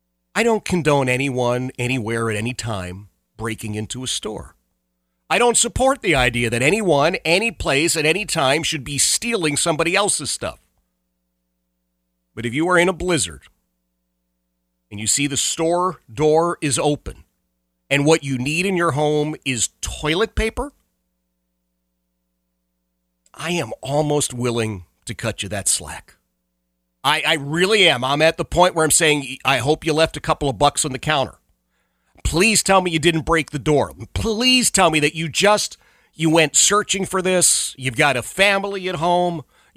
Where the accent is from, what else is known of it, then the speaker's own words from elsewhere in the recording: Philadelphia, Pennsylvania, United States; I hate cold. I hate snow. I hate ice. Hate it with passion. I grew up in Philadelphia where it snowed every winter. It was a guarantee, and I never liked it.